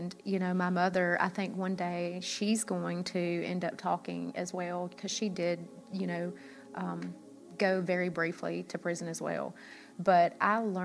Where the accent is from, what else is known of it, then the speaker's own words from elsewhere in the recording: Memphis, Tennessee, United States; accent: Southern; moved away; we're from Memphis